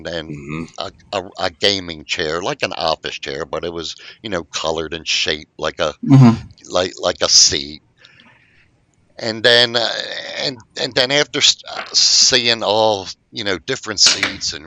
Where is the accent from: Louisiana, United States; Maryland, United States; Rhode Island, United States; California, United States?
Maryland, United States; here in my hometown of Maryland